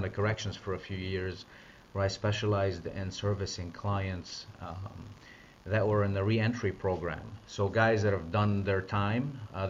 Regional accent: Lebanon; moved away as an adult; I'm from the Middle East. So I came from Lebanon as a foreign exchange student.

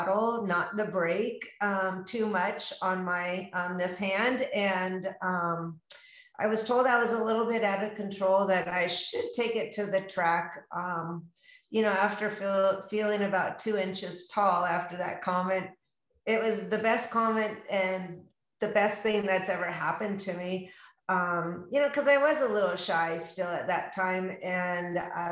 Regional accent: Tacoma, Washington, United States; now in Scottsdale, United States; I am born and raised in Tacoma, Washington

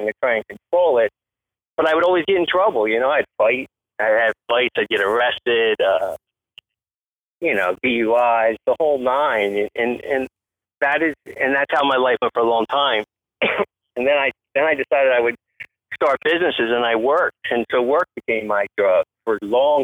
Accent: New Jersey, United States; moved away as an adult; now in Tampa, United States; I'm from Jersey originally, and that's where high school was, and then I came down here for that.

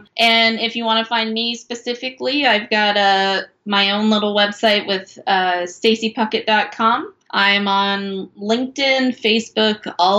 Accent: Eastern Kansas, United States; moved away as an adult; also born or lived in Chicago; growing up in Eastern Kansas, living in Chicago

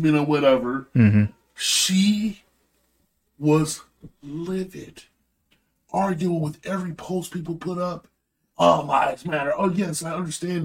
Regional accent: Holland, United States; growing up in Holland

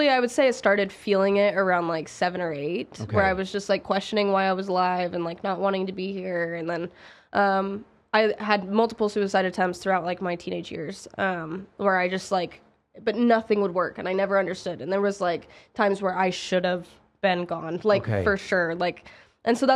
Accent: Salt Lake City, Utah, United States; moved away as an adult; now in Las Vegas, United States; So I grew up in Salt Lake City

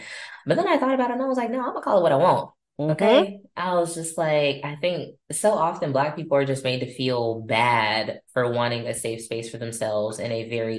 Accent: Austin, Texas, United States; I was born in Austin. I'm an original Austinite. There's not many of us left.

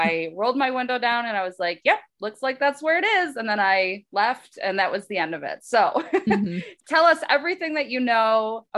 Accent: Michigan, United States; I'm from Northern Michigan. I still have a lot of family up there.

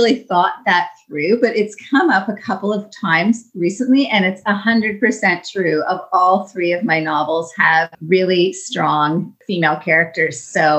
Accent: Niagara Falls, New York, United States; One, I grew up thinking it was very normal for people to do seasonal work.

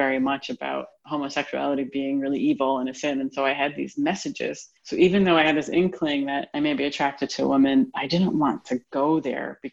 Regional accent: Rhode Island, United States; I was the first girl in the state where I grew up, Rhode Island

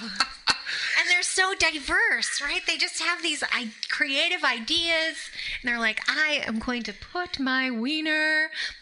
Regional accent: Alaska, United States; I was raised in Alaska and it was beautiful

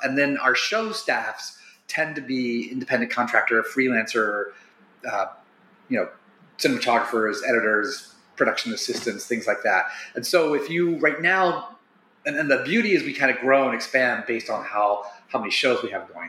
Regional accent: Wilmington, Ohio, United States; I grew up in Wilmington

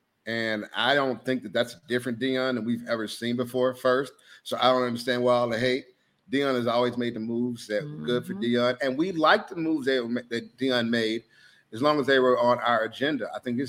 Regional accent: Jackson, Mississippi, United States; I'm from Jackson, Mississippi myself.

